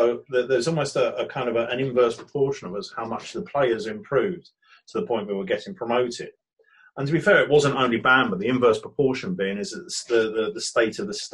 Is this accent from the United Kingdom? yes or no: yes; Brighton, South East England, United Kingdom; born or raised there